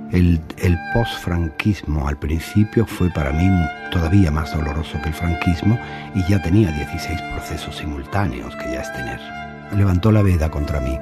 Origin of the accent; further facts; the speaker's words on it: Andalusia, Spain; Yo sería profundamente otro si no fuese andaluz